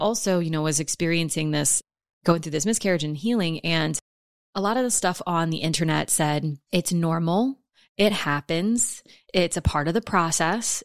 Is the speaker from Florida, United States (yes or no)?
no; New Orleans, Louisiana, United States; I'm from New Orleans. I've lived in houses that have flooded my whole life